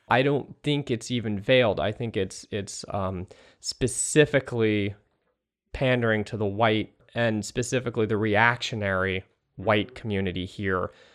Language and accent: English; East Bay, San Francisco Bay Area, California, United States; moved away as an adult; also born or lived in Australia; now in Brooklyn, United States; I'm from California originally. I'm from the San Francisco Bay Area, the East Bay, the Berkeley, Oakland Hills